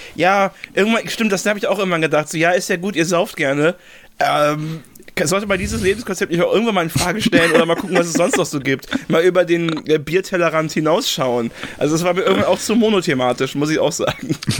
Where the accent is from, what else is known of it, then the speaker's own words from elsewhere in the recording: Remagen, Rhineland-Palatinate, Germany; ich komme aus Remagen, ne? Remagen hat so 15.000 Einwohner ungefähr. Ähm, ist zwischen Koblenz und Bonn.